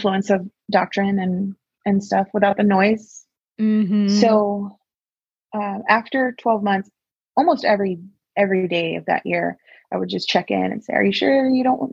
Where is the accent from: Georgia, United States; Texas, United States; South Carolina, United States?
Texas, United States; I'm from Texas. I love it here